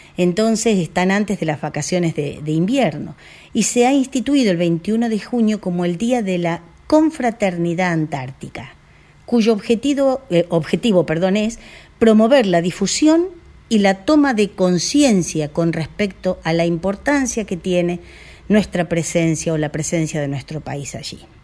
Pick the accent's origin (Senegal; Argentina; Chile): Argentina